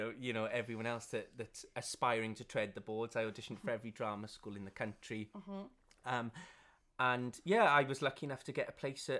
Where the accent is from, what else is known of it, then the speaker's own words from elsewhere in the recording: Caerphilly, Wales, United Kingdom; South Wales, Caerphilly.